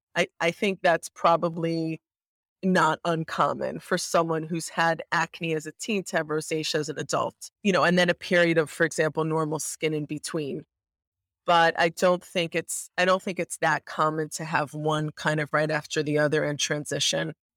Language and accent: English; New York, United States; I'm a like, avid, born and bred New Yorker, I love this city, and I actually live here as well